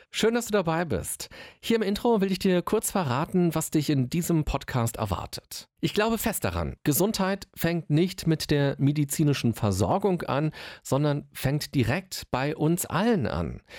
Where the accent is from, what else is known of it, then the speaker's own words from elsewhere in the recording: Berlin, Germany; ich bin waschechter Berliner